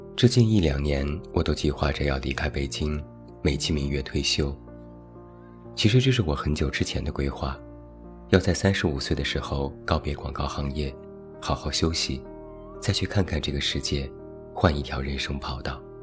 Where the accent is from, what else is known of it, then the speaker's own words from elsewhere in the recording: Taiyuan, Shanxi, China; moved away; 我一直都在太原，有机会时隔多年，好好看一看我的故乡